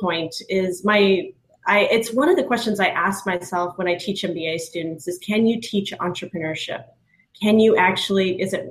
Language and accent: English; Hailey, Idaho, United States; now in Denver, United States; I grew up in Haley, Idaho, which is a small town in the valley of Sun Valley, Idaho